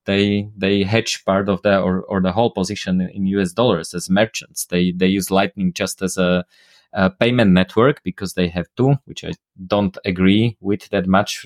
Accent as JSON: {"language": "English", "country": "Slovakia", "first_language": "Slovak", "second_language": "English", "said": "my native language slovak"}